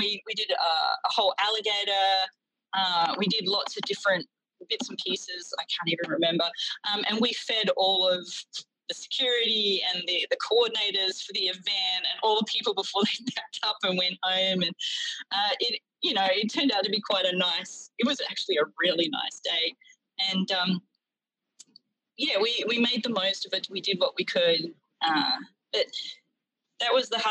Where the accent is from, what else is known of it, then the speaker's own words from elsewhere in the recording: Australia; now in United States; as an Australian watcher